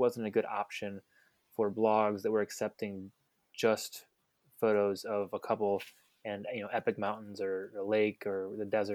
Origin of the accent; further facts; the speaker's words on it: Cleveland, Ohio, United States; moved away as an adult; now in Washington, United States; I'm originally from Cleveland, and I've been in the wedding industry for about 11 years now